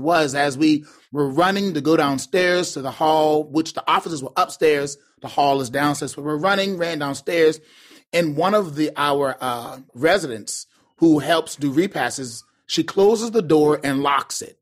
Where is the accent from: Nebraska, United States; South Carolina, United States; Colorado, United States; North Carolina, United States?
South Carolina, United States; Charleston; also born or lived in Chattanooga, Tennessee; now in Baltimore, United States; I'm from Charleston, South Carolina